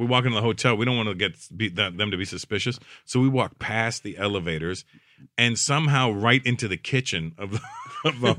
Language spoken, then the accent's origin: English; Toronto, Ontario, Canada; I'm from Toronto, so we're attached to New York.